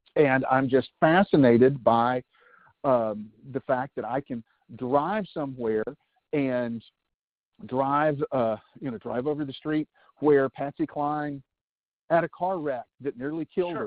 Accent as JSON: {"language": "English", "town": "Nashville", "region": "Tennessee", "country": "United States", "tie": "born or raised there", "said": "growing up in Nashville"}